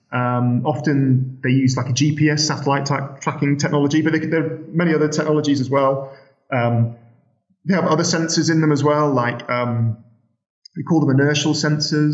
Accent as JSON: {"language": "English", "town": "Sheffield", "region": "Yorkshire and the Humber", "country": "United Kingdom", "said": "I'm from Sheffield"}